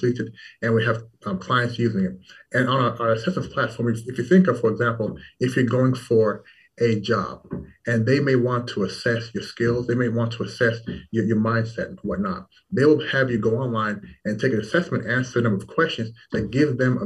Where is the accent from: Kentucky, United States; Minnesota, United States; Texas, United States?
Kentucky, United States; Louisville; moved away as an adult; also born or lived in Toronto, Canada / Washington, D.C.; now in Shanghai, China; then after that, I did move to the United States, to Louisville, Kentucky, where I spent the next, I want to say 11 years